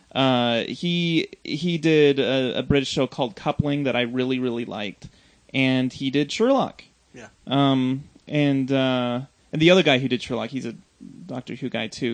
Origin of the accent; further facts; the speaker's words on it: United States; growing up in America